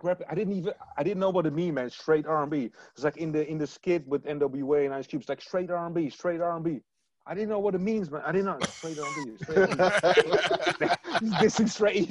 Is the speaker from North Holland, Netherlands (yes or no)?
no; Leiden, South Holland, Netherlands; I'm from Leiden. We're not from Rotterdam